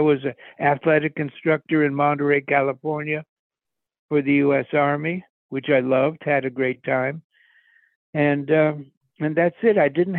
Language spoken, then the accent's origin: English; Montreal, Quebec, Canada; born there; When I was born in Montreal.